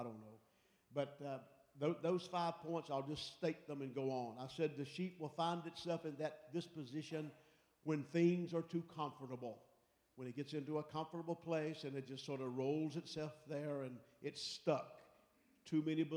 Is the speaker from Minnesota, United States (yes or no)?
no; Pickens, South Carolina, United States; growing up in South Carolina over in Pickens